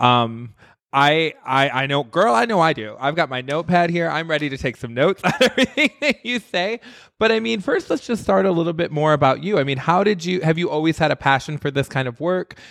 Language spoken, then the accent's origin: English; Midwest, United States; also born or lived in New York / Las Vegas; now in Los Angeles, United States; I grew up in the Midwest